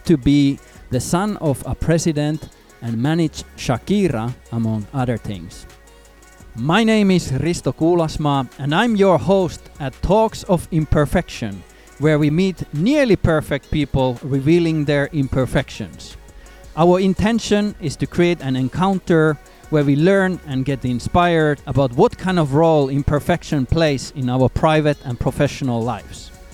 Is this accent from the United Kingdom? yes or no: no; Amsterdam, North Holland, Netherlands; my hometown, Amsterdam